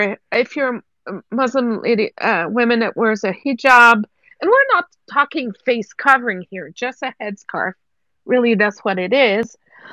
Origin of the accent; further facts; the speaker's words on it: Quebec, Canada; moved away as an adult; now in Alberta, Canada; I'm from Quebec. Everybody knows I'm from Quebec. I've been living in Alberta for 15 years.